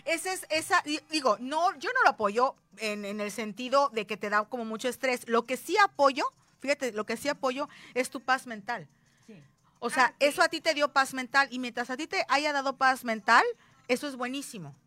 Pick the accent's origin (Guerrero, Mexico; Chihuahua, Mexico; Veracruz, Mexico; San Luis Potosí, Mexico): Veracruz, Mexico; las jarochas